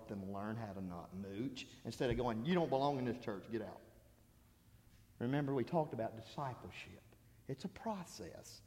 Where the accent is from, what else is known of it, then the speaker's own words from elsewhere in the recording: Alabama, United States; I'm from Alabama. I say y'all.